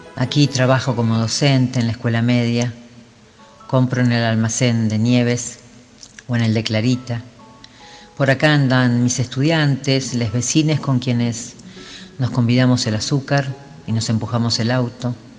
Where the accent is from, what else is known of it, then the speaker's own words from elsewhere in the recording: Chacabuco, Buenos Aires Province, Argentina; moved away as an adult; also born or lived in La Plata; now in Chos Malal, Argentina; Nací en Chacabuco, provincia de Buenos Aires. Allí viví 17 años